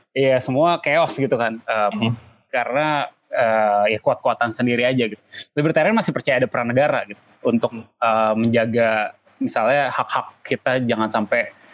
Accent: Indonesia; gue tinggal di Indonesia

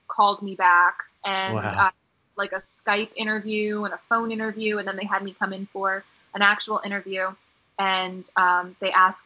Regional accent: Washington, D.C. area / Virginia, United States; moved away as an adult; now in Los Angeles, United States; I actually loved growing up in D.C.

